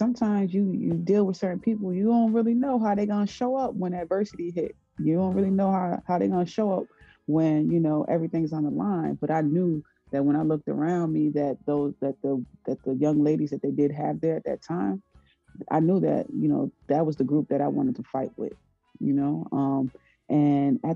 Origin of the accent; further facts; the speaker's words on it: Paterson, New Jersey, United States; I'm from Paterson, New Jersey, in the inner city